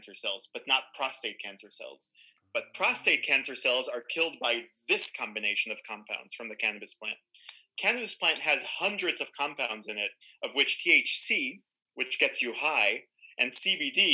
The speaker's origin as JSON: {"language": "English", "town": "Tel Aviv", "region": "Tel Aviv District", "country": "Israel", "tie": "born or raised there", "moved": "as an adult", "said": "I'm Israeli. I grew up in Tel Aviv"}